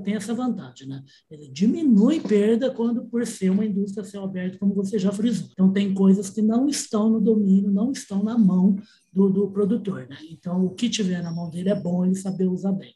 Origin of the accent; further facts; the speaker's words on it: Minas Gerais, Brazil; a gente está aqui, rapaz, está em dois mineiros